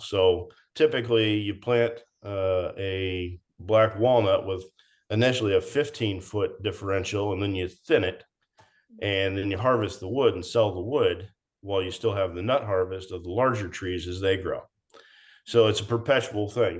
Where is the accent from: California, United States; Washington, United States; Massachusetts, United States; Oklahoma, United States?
Washington, United States; Everett; We grew up in in the uh, Everett, Washington area